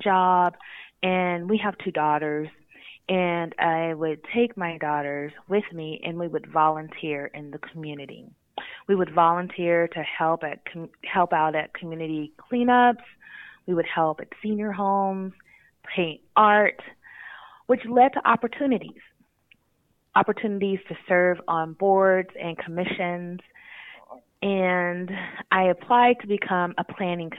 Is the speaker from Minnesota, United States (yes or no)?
no; Los Angeles, California, United States; moved away as an adult; now in Lemon Grove, United States; I am originally from the Los Angeles area, born and raised